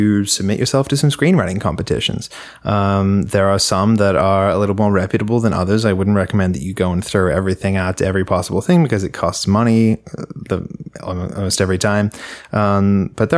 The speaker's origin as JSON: {"language": "English", "town": "Melbourne", "region": "Victoria", "country": "Australia", "moved": "as an adult", "lives_now": "Los Angeles, United States", "said": "I went to the VCA because I'm from Melbourne"}